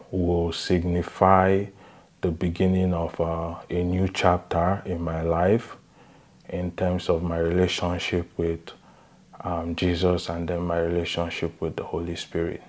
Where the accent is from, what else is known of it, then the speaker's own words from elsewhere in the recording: Nigeria; moved away as an adult; now in Canada; I'm originally from Nigeria, and I was born into a Christian home. I've always been around the church environment. And then I grew up in Nigeria. I came to Canada for university